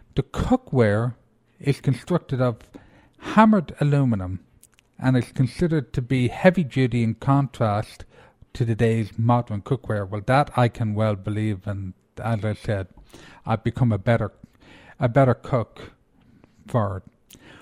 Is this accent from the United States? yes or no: no; Ireland; I'm Irish